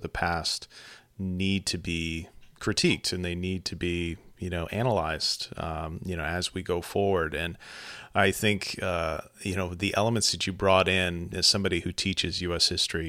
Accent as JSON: {"language": "English", "region": "Texas", "country": "United States", "tie": "born or raised there", "also_born_or_lived": "Louisiana", "moved": "yes", "said": "where I grew up in Texas, and I've taught also in Louisiana"}